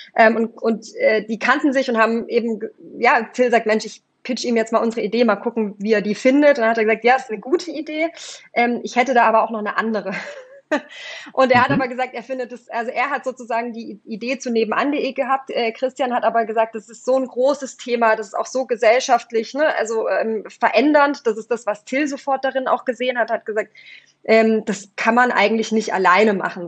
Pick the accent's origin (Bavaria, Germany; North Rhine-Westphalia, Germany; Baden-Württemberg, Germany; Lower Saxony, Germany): Baden-Württemberg, Germany; Swabian Jura; moved away as an adult; also born or lived in East Germany; now in Berlin, Germany; bin dann auf die Schwäbische Alb gezogen in ein anderes kleines Dorf